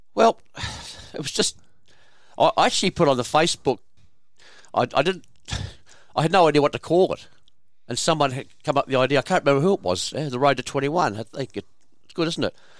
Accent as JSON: {"language": "English", "town": "Kingsford", "region": "New South Wales", "country": "Australia", "tie": "born or raised there", "said": "my father's family, lived at four hundred and fifty-five Anzac Parade, Kingsford"}